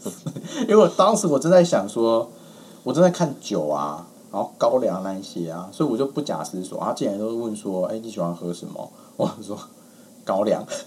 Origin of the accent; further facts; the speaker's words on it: rural Tainan County, Taiwan; moved away as an adult; also born or lived in Taipei; 其实我小时候住的是台南县乡下